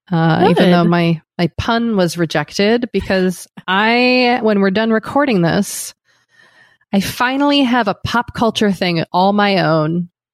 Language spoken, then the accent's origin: English; United States; I'm American.